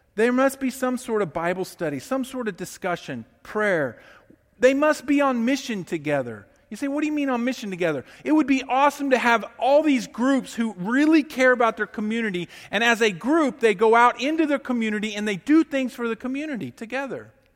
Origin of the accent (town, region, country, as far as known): United States